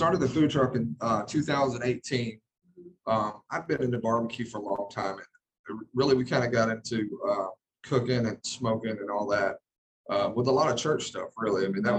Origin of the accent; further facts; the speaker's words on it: on the Sabine River, Louisiana, United States; moved away; also born or lived in Jasper, Texas / Kirbyville, Texas; We're right on the river that divides Texas and Louisiana.